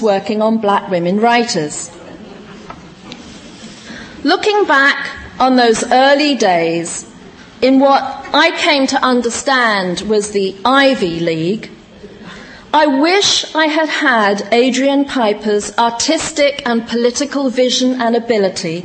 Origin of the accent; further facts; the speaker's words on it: United Kingdom; also born or lived in West Indies (heritage); now in United States; I was from Britain and or of West Indian heritage